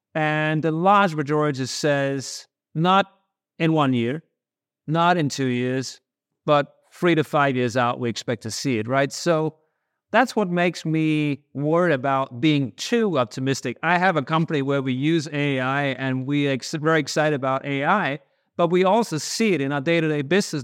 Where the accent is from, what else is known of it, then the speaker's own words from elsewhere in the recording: Denmark; moved away as an adult; now in United States; I grew up in Denmark in the eighties